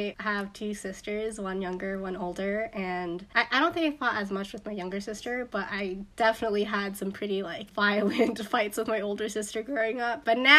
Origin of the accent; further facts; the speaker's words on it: Canada; I'm Canadian, so we have pretty intense winters as well.